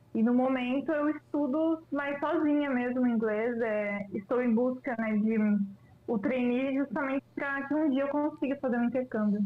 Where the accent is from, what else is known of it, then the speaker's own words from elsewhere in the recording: Lages, Santa Catarina, Brazil; moved away as an adult; now in Joinville, Brazil; E eu moro atualmente aqui em Joinville, mas eu sou natural de Lages, Santa Catarina, Serra catarinense